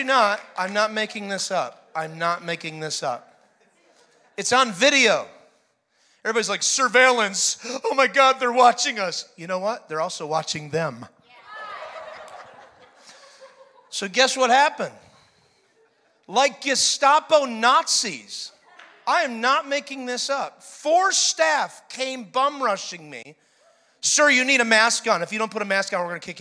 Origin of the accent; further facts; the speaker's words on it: New York, United States; moved away as an adult; now in Florida, United States; I was born and raised in New York, baby. 21 years born and raised. Then I moved to Florida